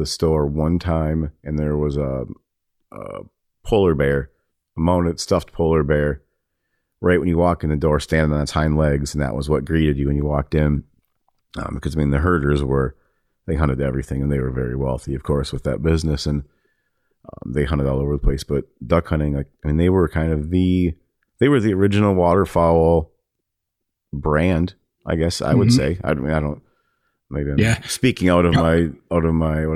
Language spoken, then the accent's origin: English; Waseca, Minnesota, United States; moved away; I'm from Waseca